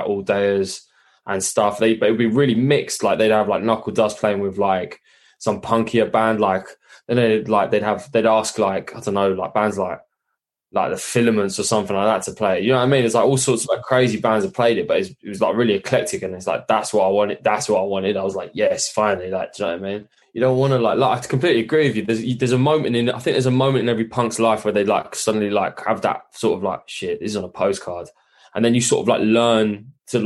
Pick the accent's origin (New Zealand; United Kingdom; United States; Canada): United Kingdom; London; I'm from London